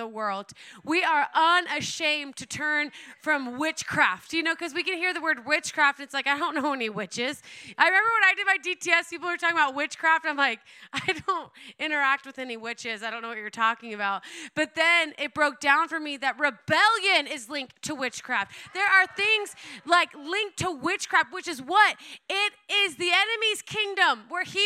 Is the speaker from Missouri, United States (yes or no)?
no; Oklahoma, United States; I was born and raised in Oklahoma